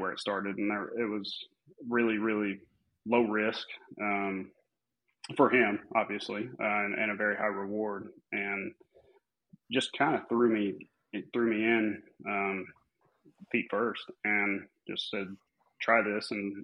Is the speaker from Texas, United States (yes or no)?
yes; Amarillo, Texas, United States; Born and raised, never left